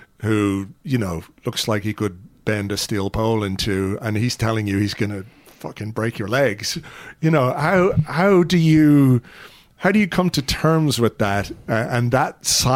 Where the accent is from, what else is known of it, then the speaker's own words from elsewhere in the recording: Yorkshire and the Humber, United Kingdom; also born or lived in Croydon; I was born in Croydon, but grew up in Yorkshire.